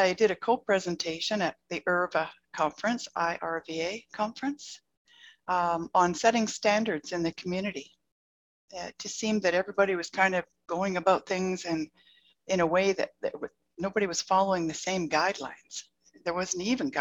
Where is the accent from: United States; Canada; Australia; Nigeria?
Canada; Calgary, Alberta; my hometown, Calgary, Alberta.